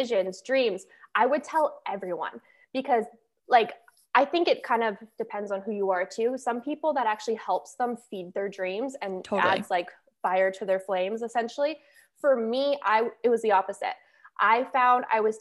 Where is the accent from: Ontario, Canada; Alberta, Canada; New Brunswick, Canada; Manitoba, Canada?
Alberta, Canada; Calgary; moved away as an adult; now in Fort Lauderdale, United States; I am from Calgary, Alberta, and now I currently live in Fort Lauderdale, Florida.